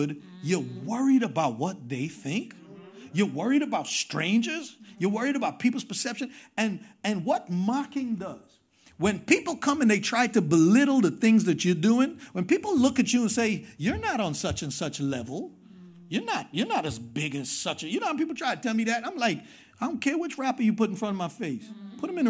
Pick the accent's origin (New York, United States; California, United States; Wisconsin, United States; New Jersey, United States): New York, United States; New York City; I'm from Queens